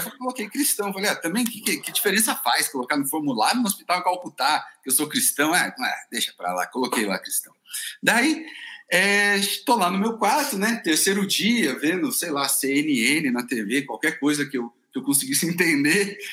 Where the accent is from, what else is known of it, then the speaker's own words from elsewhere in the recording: Brazil; eu falei que era do Brasil